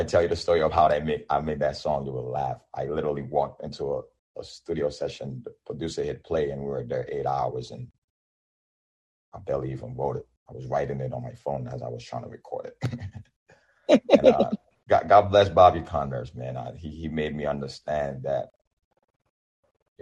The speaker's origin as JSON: {"language": "English", "country": "Nigeria", "first_language": "Yoruba", "second_language": "English", "moved": "yes", "lives_now": "United States", "said": "I am Nigerian"}